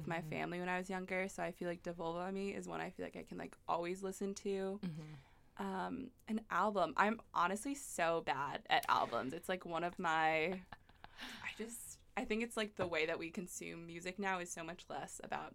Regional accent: Philadelphia, Pennsylvania, United States; I'm from Philadelphia

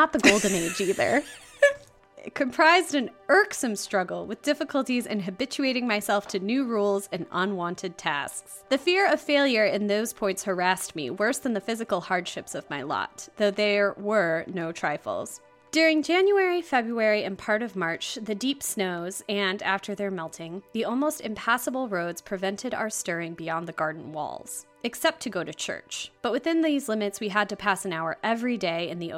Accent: United States; as an American

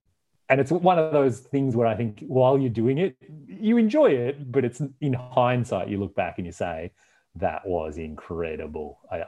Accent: Canada; I am their window into, like, where are you from? What's Canada like? Tell us a story about where you come from.

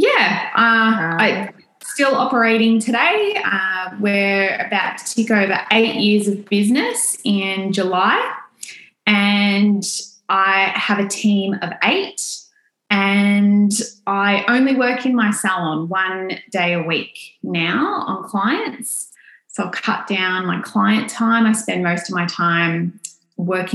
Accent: Australia; accent: Australian

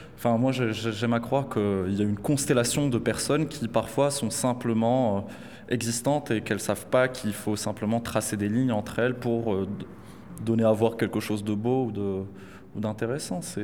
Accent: Casablanca, Casablanca-Settat, Morocco; now in Saint-Denis, France; grandi à Casablanca

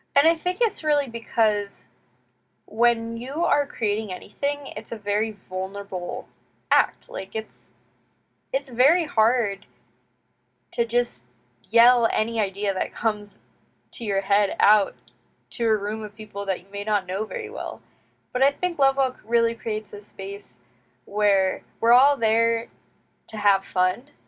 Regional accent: United States; growing up in the United States

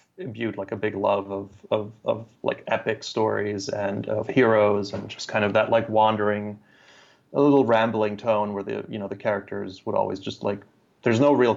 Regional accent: Germany; moved away; I grew up in Germany, and there's a whole slew of kind of German YA fantasy novels that I grew up reading

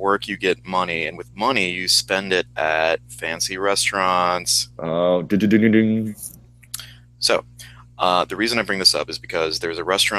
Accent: Midwest, United States; Like I grew up in the Midwest. It's not really like they don't really do it like that there.

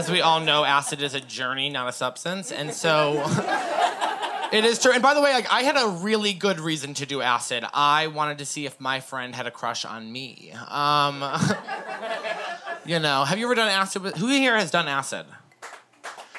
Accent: Massachusetts, United States; moved away as an adult; now in Portland, United States; My family is visiting me from Massachusetts. We're from the East Coast.

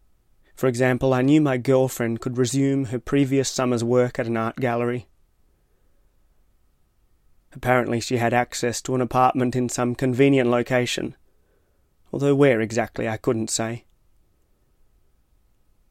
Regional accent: Tasmania, Australia; I am from Tasmania.

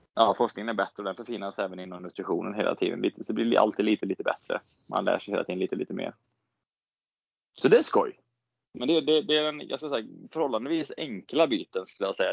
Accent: Borås, Västra Götaland, Sweden; moved away as an adult; now in Gothenburg, Sweden; jag växte upp i Borås

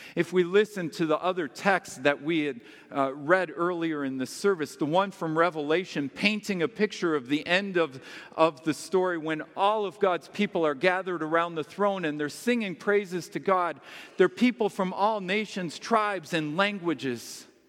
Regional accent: United States; as an American

